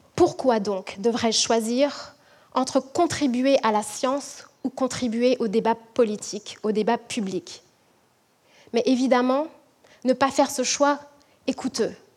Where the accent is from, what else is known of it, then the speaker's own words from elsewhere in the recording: French Guiana; now in Quebec City, Canada; je suis originaire de la Guyane